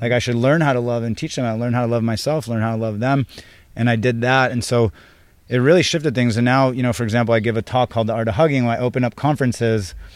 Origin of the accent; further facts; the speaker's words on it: San Diego, California, United States; also born or lived in Israel; I was born in Israel. I grew up in San Diego. I left when I was four years old